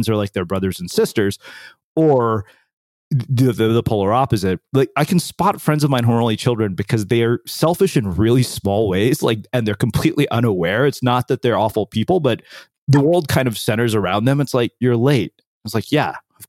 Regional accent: College Station, Texas, United States; also born or lived in India; I grew up in College Station

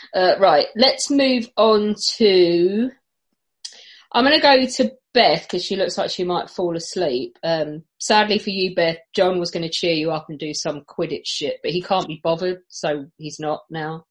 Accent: England, United Kingdom; being English

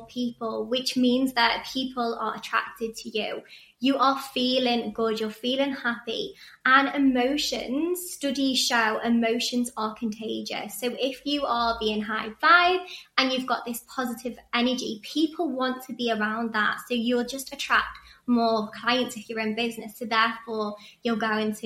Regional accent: Chester, North West England, United Kingdom; moved away as an adult; now in Sydney, Australia; I'm actually from Chester and I moved here 4 years ago next month

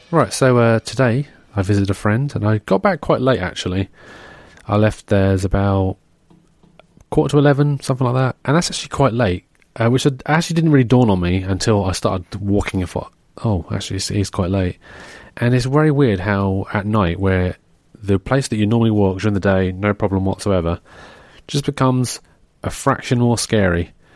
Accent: England, United Kingdom; an English person, we don't, you know, we're not, we, we don't wanna offend people, but we're also quite rude

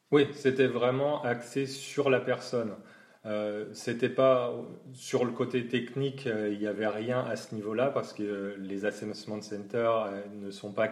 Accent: Champagne-Ardenne, Grand Est, France; moved away as an adult; also born or lived in Nord / Normandy; now in Düsseldorf area, Germany; je viens de la Champagne-Ardenne, mais entre-temps, j'ai aussi euh, habité et travaillé dans le Nord et en Normandie.

